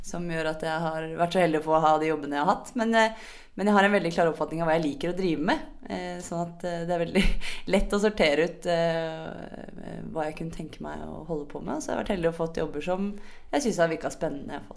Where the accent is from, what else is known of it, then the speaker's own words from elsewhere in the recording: Sørlandet, Southern Norway, Norway; Det har vi på Sørlandet òg.